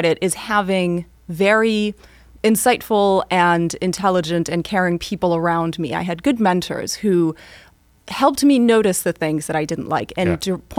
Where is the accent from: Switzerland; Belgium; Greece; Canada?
Switzerland; So growing up in Switzerland, learning to be very Swiss about things and very methodical and take things at face value ended up serving me well.